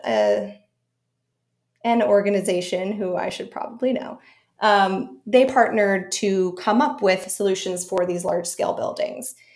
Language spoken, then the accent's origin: English; Connecticut, United States; moved away as an adult; also born or lived in Syracuse; now in New York, United States; as a kid, I grew up in Connecticut in the, in the, backwoods